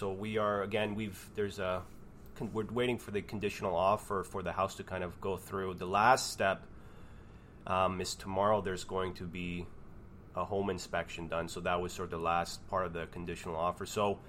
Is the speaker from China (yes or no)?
no; Canada; I'm Canadian.